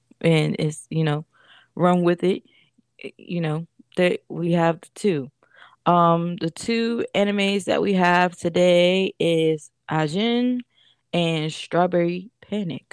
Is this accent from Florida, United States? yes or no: yes; Florida, United States; now in Virginia, United States; I'm from Florida